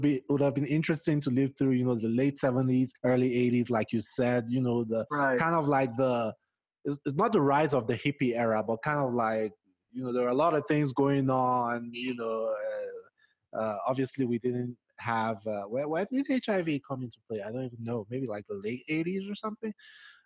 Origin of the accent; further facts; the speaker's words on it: Nigeria; accent: Nigerian; moved away as an adult; now in Denver, United States; growing up in Nigeria